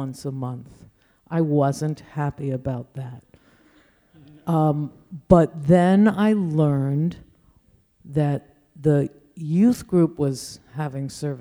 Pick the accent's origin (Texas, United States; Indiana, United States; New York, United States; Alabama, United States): New York, United States; Great Neck; I grew up in Great Neck, Long Island.